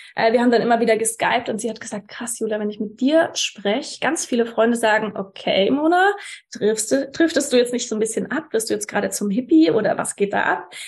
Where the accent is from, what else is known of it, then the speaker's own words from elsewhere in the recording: Würzburg, Bavaria, Germany; also born or lived in Munich; ich hatte Bock, wieder in meine Heimat Würzburg zu ziehen